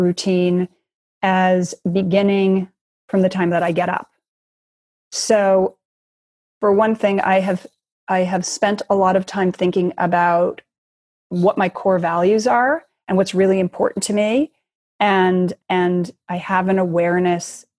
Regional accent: Los Angeles, California, United States; also born or lived in Chicago, Illinois; I grew up in Chicago and Los Angeles. So I was born in Chicago. And then when I was 8, I actually moved to Los Angeles with my mother.

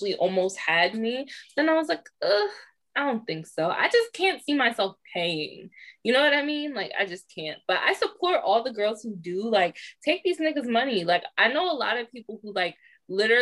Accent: Maryland, United States; we're from Maryland.

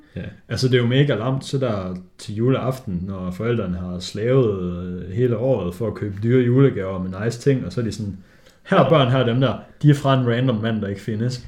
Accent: Denmark

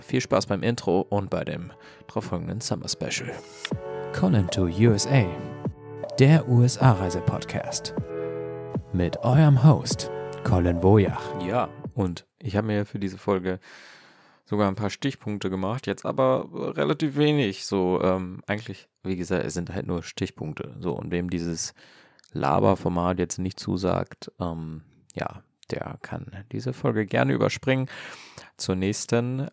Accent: Hanover, Lower Saxony, Germany; Ich komme jetzt ja ähm, aus äh, Norddeutschland, aus Hannover

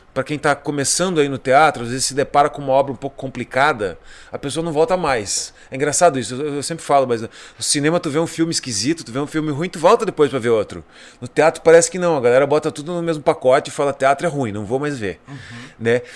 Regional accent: Bagé, Rio Grande do Sul, Brazil; moved away; De Bagé, pô, lá, lá da minha terra

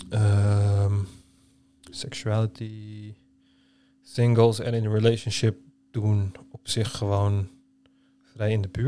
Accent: Turkey; als Turk

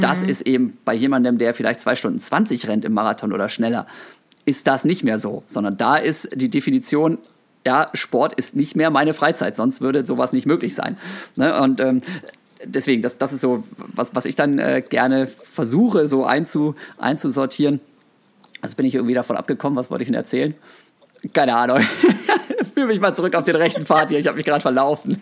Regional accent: Osnabrück, Lower Saxony, Germany; moved away as an adult; also born or lived in Bochum; Osnabrück, wo ich aufgewachsen bin

